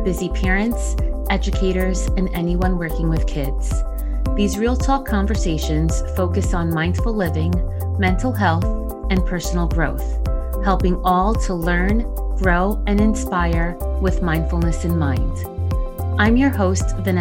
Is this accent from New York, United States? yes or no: yes; New York City, New York, United States; also born or lived in New Jersey; Growing up in New York City and Jersey, I always had MLK Day off from school